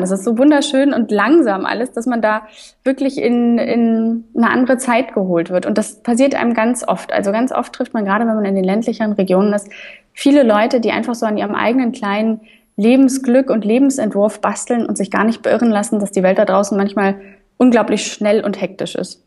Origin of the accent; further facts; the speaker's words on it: Munich, Bavaria, Germany; now in Erfurt, Germany; ich bin zum Beispiel in, in München aufgewachsen, ich komme aus Bayern